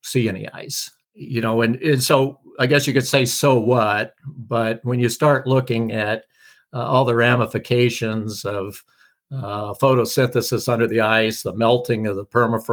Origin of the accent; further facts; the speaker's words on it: Oregon, United States; moved away; also born or lived in Alaska; growing up in Oregon, moving to Alaska for 30 years, going back to Oregon